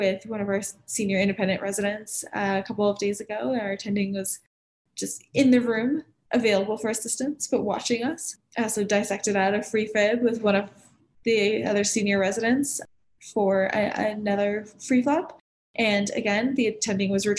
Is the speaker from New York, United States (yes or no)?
no; Miami, Florida, United States; moved away as an adult; now in Denver, United States; I come from Miami